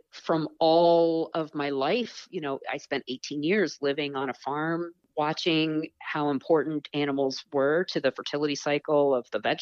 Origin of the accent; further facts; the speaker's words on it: Eastern Long Island, New York, United States; I grew up on Eastern Long Island